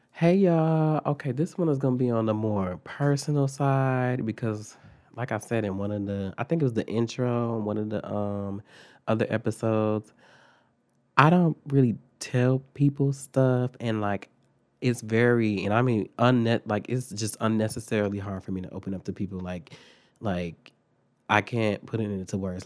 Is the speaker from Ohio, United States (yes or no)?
no; Milwaukee, Wisconsin, United States; moved away; also born or lived in Phoenix; we're from Milwaukee, so, like, Milwaukee was dangerous.